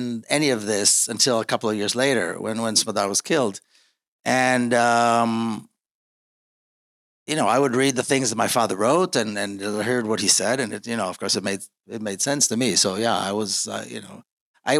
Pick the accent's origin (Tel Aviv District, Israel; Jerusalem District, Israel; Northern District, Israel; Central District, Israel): Jerusalem District, Israel; Jerusalem; I grew up in Jerusalem